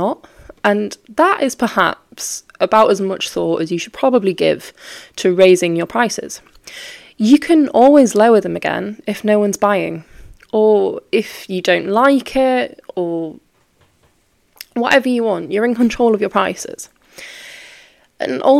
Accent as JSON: {"language": "English", "region": "Yorkshire and the Humber", "country": "United Kingdom", "said": "I'm from Yorkshire."}